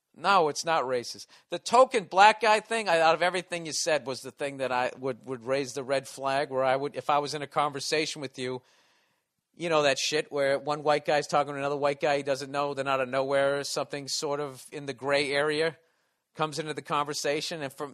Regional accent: Southern United States, United States; What are you asking me, because I'm from the South?

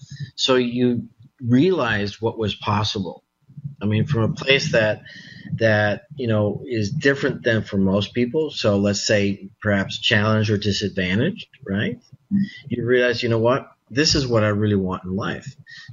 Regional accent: Mexico; moved away; you know, in parks that, you know, were endless, you know, when I was growing up in Mexico.

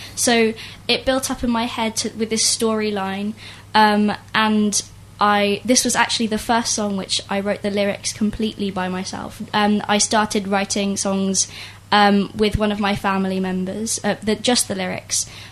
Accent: Isleworth, London, United Kingdom; I'm from London, Isleworth.

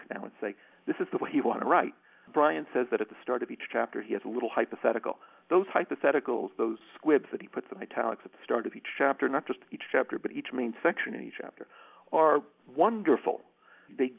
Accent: United States; now in Ireland; I'm an American public law scholar who teaches law

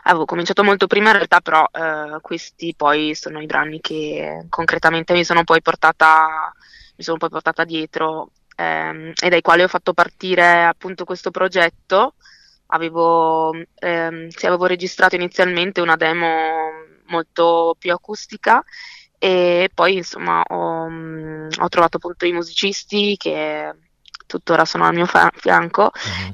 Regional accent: Verona, Veneto, Italy; io sono nata e cresciuta a Verona

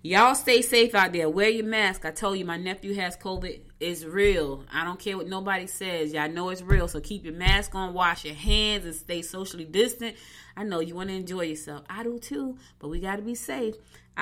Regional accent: Newark, New Jersey, United States; also born or lived in Albany, Georgia; now in Georgia, United States; I was born in Albany, Georgia, but I was raised in Newark, and I've been back in Georgia for 7 years.

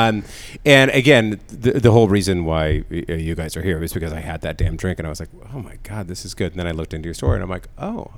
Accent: San Diego, California, United States; I grew up in Rancho Pinzquito, right by there

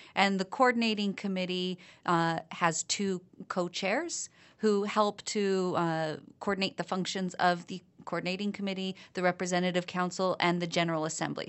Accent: Malden, Massachusetts, United States; I come from Malden, and one of our big issues right now is lead pipes.

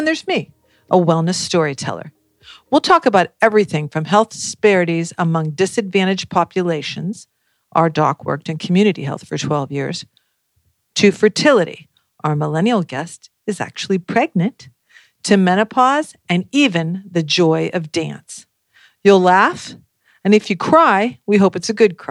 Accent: Alliance, Ohio, United States; I'm from Alliance, Ohio, the home of the Genie Garage Door Opener

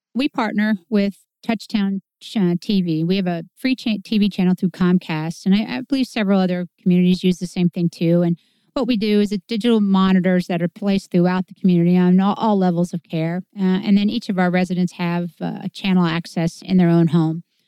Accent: Clinton, Illinois, United States; I was born in Clinton

